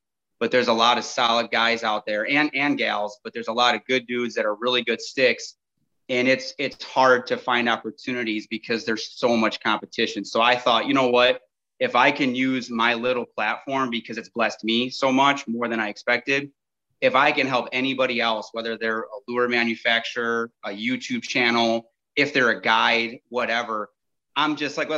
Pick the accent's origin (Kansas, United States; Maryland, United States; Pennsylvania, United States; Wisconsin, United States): Wisconsin, United States; Lake Geneva; I'm from Southeast Wisconsin, lived here my entire life, kind of in the Lake Geneva area.